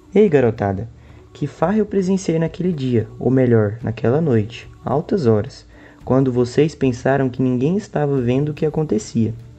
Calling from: Goiânia, Goiás, Brazil; eu falo de Goiânia

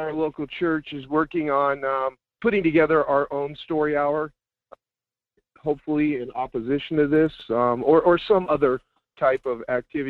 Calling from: Seward, Alaska, United States; I'm calling from Seward.

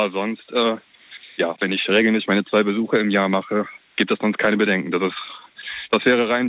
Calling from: Neuwied, Rhineland-Palatinate, Germany; Ich komme aus Neuwied.

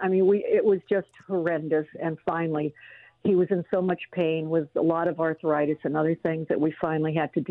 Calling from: Los Angeles, California, United States; No, I'm calling from Los Angeles.

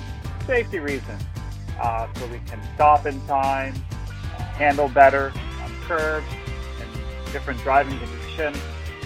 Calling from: Canada; calling from Canada.

